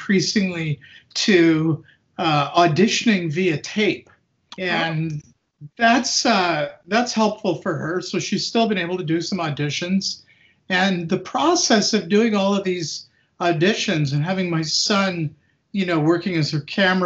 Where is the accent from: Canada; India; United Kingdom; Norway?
Canada; Winnipeg, Manitoba; also born or lived in New York City, United States; now in Hamilton, Canada; I was born in Winnipeg, Canada